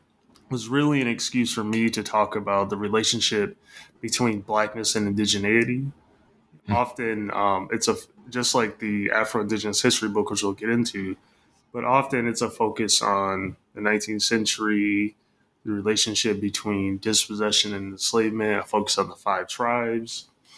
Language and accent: English; Michigan, United States; I'm from Michigan. So grew up in the Midwest, went to school in the Midwest